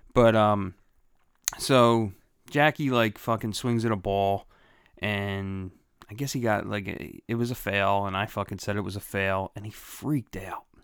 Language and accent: English; Philadelphia, Pennsylvania, United States; also born or lived in Bellmawr, New Jersey; I was born in Philadelphia